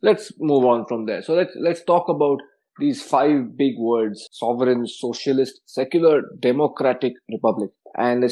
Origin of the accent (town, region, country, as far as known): India